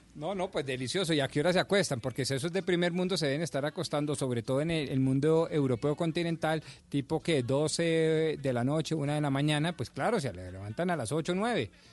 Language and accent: Spanish; Colombia; como buen eh, colombiano